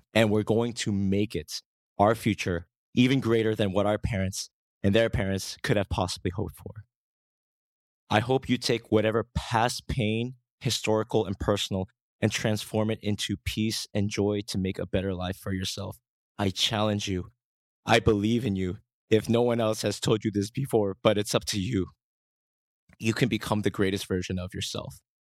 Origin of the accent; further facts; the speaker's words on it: United States; moved away as an adult; now in Korea; growing up in America, only to move back to Korea in two thousand twelve